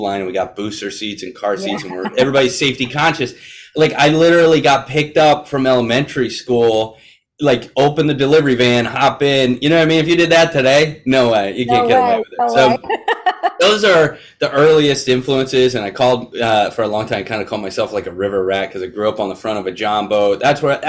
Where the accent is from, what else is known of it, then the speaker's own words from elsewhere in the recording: Florida, United States; I grew up in Florida